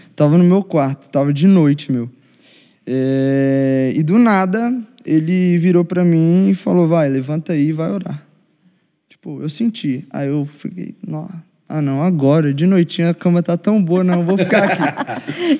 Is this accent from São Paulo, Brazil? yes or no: no; Belo Horizonte, Minas Gerais, Brazil; Eu sou de Belo Horizonte